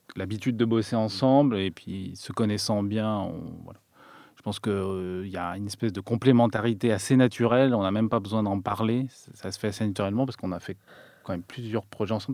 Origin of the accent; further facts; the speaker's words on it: France; also born or lived in Turin, Italy; en tant que Français